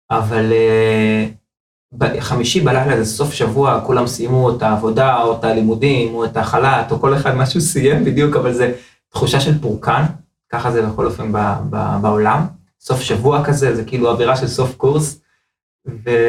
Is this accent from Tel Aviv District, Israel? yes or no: yes; Bnei Brak, Tel Aviv District, Israel; now in Modiin Illit, Israel; לא גדלתי, גדלתי בבני ברק, אבל אה, בוא נאמר הפערים לא כל כך גדולים, כן? אה, גדלתי בבית חרדי, ההורים שלי חזרו בתשובה בגיל ממש ממש צעיר